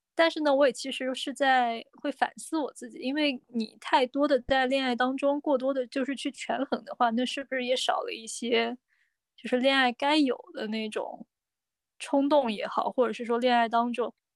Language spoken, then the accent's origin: Chinese; Nanjing, Jiangsu, China; 因为我南京人嘛，那周围在南京这边儿老早就有什么结婚啊，生小孩的那些朋友